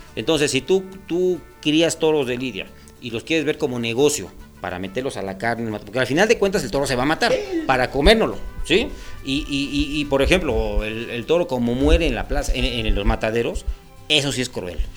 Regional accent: Mexico; nosotros como mexicanos

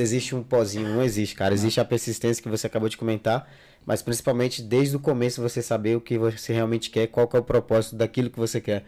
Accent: Jacundá, Pará, Brazil; now in Madrid, Spain; eu sou natural de Jacundá

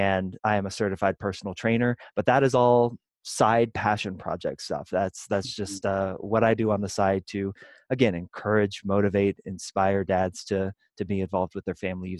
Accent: Kansas City, Kansas, United States; moved away as an adult; now in Denver, United States; I grew up in the Midwest in Kansas City, on the Kansas side

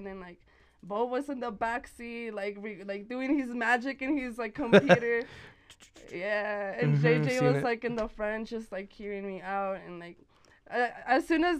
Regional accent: Santa Fe, New Mexico, United States; also born or lived in Las Cruces, New Mexico; I was born in Las Cruces, Nuevo Mexico, and then raised here in Santa Fe pretty much my whole entire life

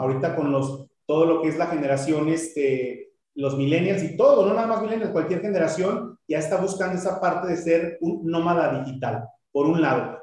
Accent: Mexico; como mexicanos

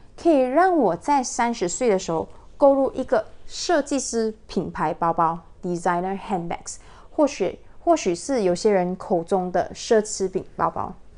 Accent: Malaysia; 他本身呢是我家乡的人，就是双溪大连人

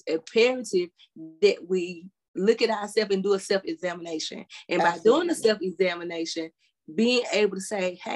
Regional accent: South Carolina, United States; even the doctors in my hometown, majority of the people in that South Carolina, in that small area

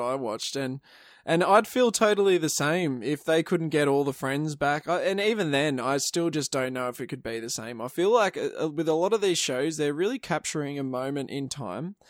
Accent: Australia

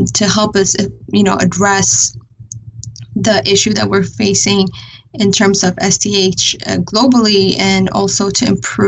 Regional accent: Addis Ababa, Ethiopia; moved away as an adult; now in United States; I was born and raised in Addis, Ethiopia capital

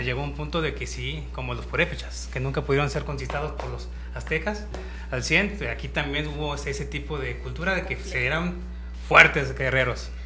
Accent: Michoacán, Mexico; moved away; also born or lived in Zapopan, Jalisco / Tonalá, Jalisco; yo soy de Michoacán y allá también están los viejitos

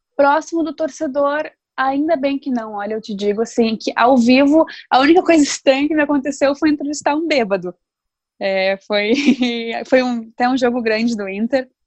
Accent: Novo Hamburgo, Rio Grande do Sul, Brazil; eu sou de Novo Hamburgo

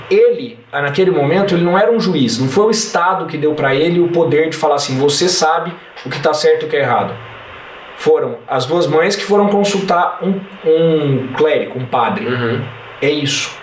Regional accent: Franca, São Paulo, Brazil; Eu sou de Franca, aqui eu chego em qualquer lugar em 15 minutos

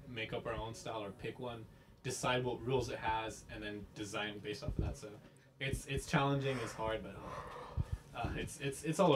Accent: Compton, California, United States; I'm from Compton

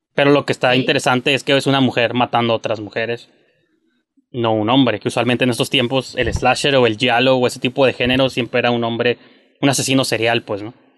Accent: Mexico; soy mexicano

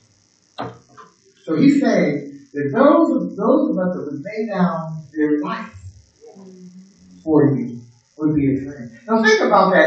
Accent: Pittsburgh, Pennsylvania, United States; in Pittsburgh, we was a city in the, amongst the woods. There's lots of woods and mountains. In my hometown.

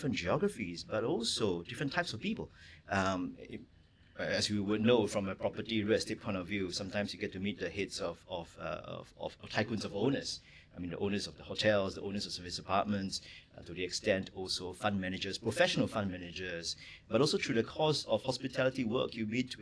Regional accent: Singapore; I grew up in Redhill in a three-room flat

